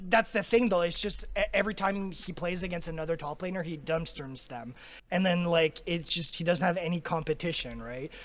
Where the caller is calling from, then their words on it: Ottawa, Ontario, Canada; I'm calling from Ottawa, Canada